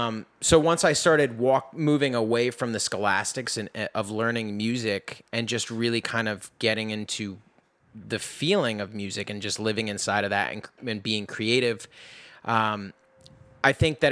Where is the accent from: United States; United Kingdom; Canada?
United States; New York City, New York; Anyway, so I grew up in New York City. I started playing drums first, oddly enough.